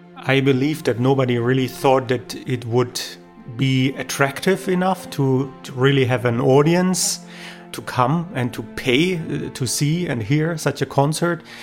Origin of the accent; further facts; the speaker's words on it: Germany; I'm a producer from Germany